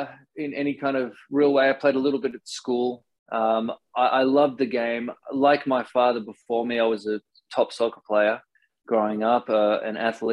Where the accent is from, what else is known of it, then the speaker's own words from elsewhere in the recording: Sydney, New South Wales, Australia; moved away as an adult; now in Los Angeles, United States; So I grew up in the eastern suburbs of Sydney. I spent my childhood in Maroubra, Matraville, Bondi. And then when I was, you know, through my 20s, I lived in Bondi for those days.